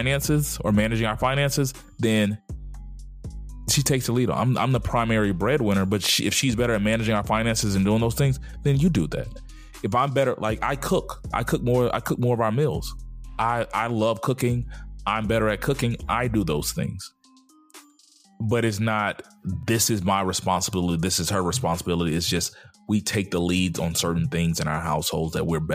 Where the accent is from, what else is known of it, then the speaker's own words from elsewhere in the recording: the South, United States; my 40 years growing up in the South